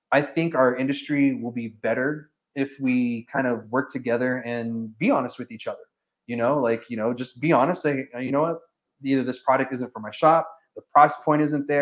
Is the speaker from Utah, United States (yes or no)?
no; New Mexico, United States; we're all from New Mexico